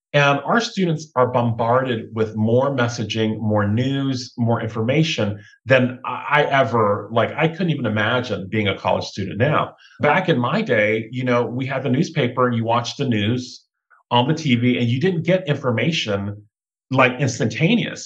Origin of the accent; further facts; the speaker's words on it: South Georgia, United States; moved away; also born or lived in Thailand (mother's origin); I grew up in South Georgia with my brother, my older sister, my younger brother, my mom and dad